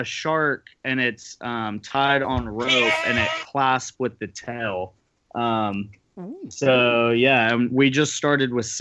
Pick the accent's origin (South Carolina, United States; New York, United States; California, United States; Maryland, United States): South Carolina, United States; We both grew up here